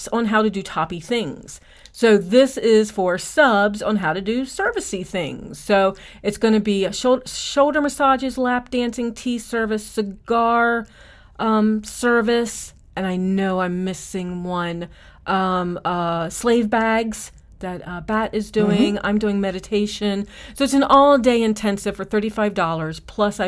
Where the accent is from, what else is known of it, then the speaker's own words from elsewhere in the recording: Eastern Shore of Maryland, United States; I'm from the Eastern Shore of Maryland